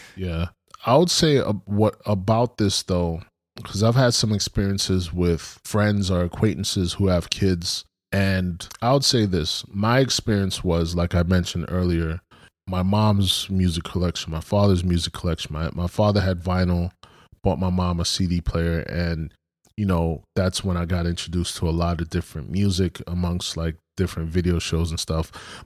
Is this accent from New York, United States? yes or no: yes; Brooklyn, New York, United States; I grew up in Brooklyn